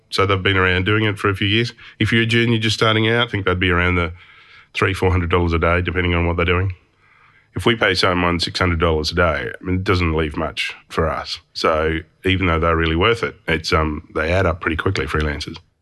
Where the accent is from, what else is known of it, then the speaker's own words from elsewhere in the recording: Hobart, Tasmania, Australia; I grew up in Hobart and we only had two T V stations